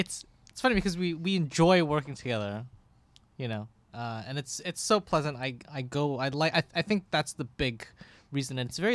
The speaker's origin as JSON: {"language": "English", "town": "Toronto", "region": "Ontario", "country": "Canada", "said": "I'm from North York."}